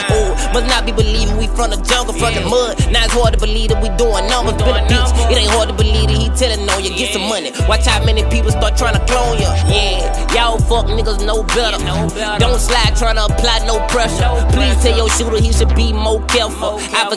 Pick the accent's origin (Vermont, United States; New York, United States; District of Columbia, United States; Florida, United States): New York, United States; I'm from New York